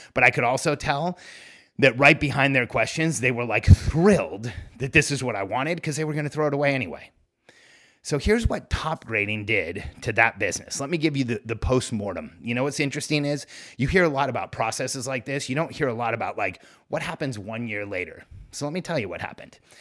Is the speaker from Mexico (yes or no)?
yes; Mexico; moved away; the place where I was born. I'm from Mexico